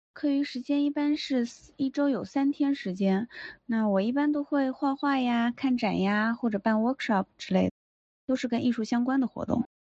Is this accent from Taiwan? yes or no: no; China; moved away; 作为中国人特别少，只有我和另一个同学